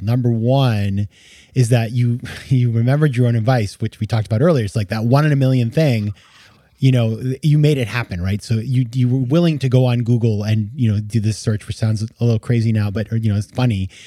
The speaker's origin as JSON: {"language": "English", "region": "Maine", "country": "United States", "also_born_or_lived": "New York City", "moved": "as an adult", "said": "I'm from Maine"}